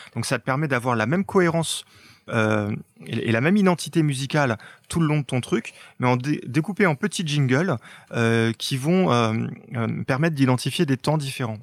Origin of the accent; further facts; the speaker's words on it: France; chez nous en France